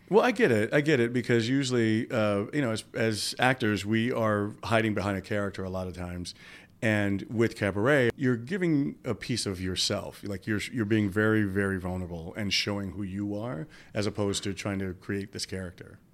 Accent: New York City, New York, United States; my hometown

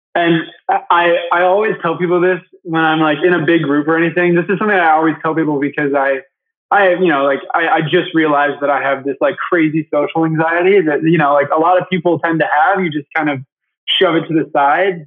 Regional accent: Michigan, United States; I grew up in Michigan. I'm actually here right now

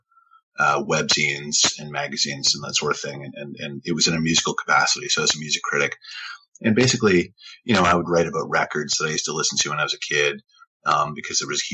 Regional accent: near Sudbury, Northern Ontario, Canada; I grew up in Northern Ontario, a small paper town up there by Sudbury.

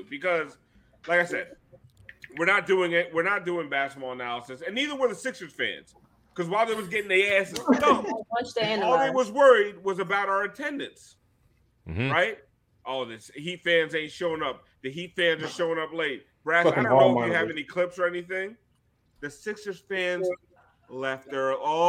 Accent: South Florida, United States; Because I'm fucking from South Florida

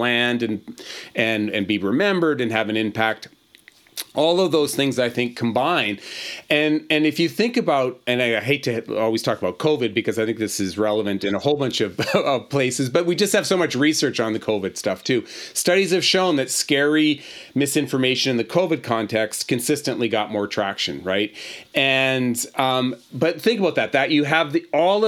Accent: Boston, Massachusetts, United States; moved away; I'm actually originally from Boston

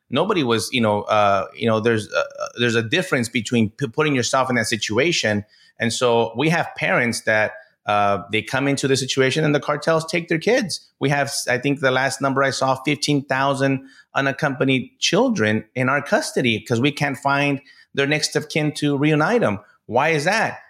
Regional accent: El Paso, Texas, United States; I'm born and raised in El Paso, Texas

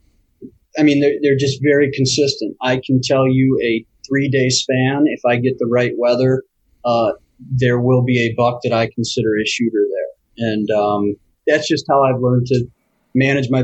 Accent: Grand Rapids, Michigan, United States; now in Royal Oak, United States; I grew up in Grand Rapids

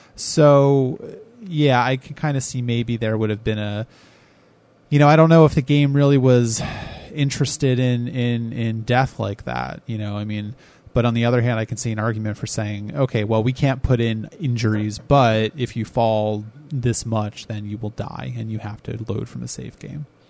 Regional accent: United States; I'm American.

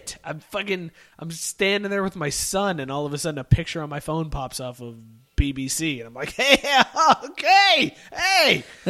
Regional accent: Youngstown, Ohio, United States; I grew up in Youngstown where we had Handles.

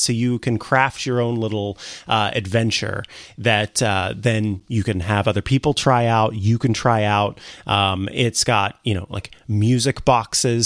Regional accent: Saint Joseph, Missouri, United States; moved away; it's gonna be my home, back to my hometown, uh, Saint Joseph, Missouri

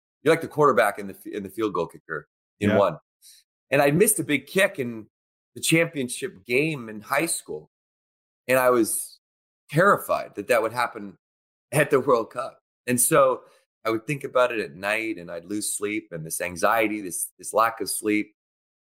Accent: Victoria, British Columbia, Canada; when I was going to school in Victoria, BC, where I grew up in Canada

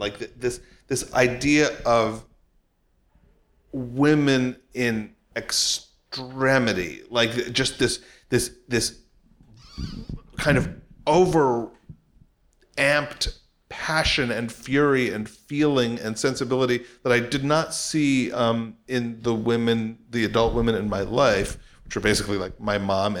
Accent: New York, United States; I grew up in New York

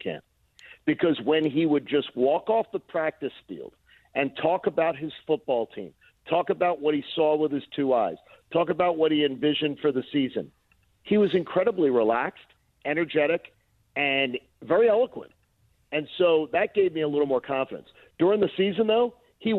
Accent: Philadelphia, Pennsylvania, United States; my hometown

